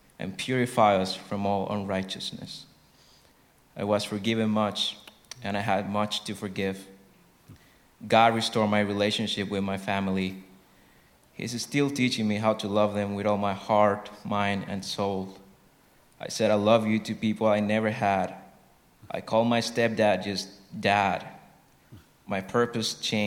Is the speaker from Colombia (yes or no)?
yes; Colombia; moved away; I'm from Colombia.